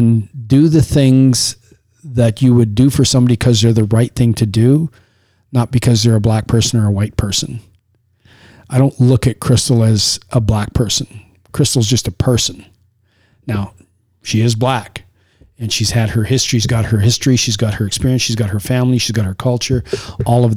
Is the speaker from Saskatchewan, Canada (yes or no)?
yes; Saskatchewan, Canada; I was raised in Saskatchewan